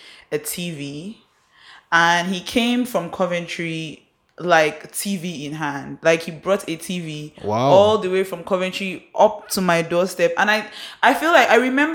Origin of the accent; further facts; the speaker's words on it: Port Harcourt, Rivers State, Nigeria; Isaac and I grew up in Port Harcourt.